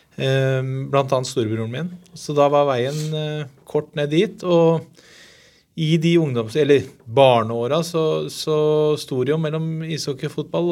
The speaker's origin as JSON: {"language": "Norwegian", "region": "Oslo", "country": "Norway", "tie": "born or raised there", "said": "jeg er oppvokst på Haugerud, drabantby ikke så langt unna Furuset"}